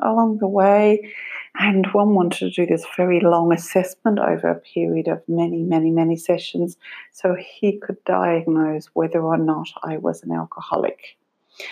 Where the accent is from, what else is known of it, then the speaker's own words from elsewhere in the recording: Australia; now in Ireland; I live in Ireland, I'm from Australia